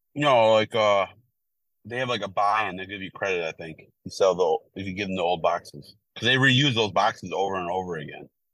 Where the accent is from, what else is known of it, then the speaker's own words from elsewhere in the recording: Milwaukee, Wisconsin, United States; moved away; I'm from Milwaukee.